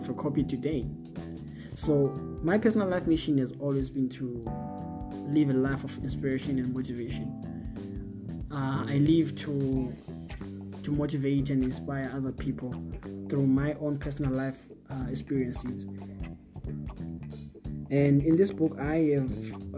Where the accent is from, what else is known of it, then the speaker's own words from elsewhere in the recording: Bulawayo, Zimbabwe; I'm from Bulawayo, Zimbabwe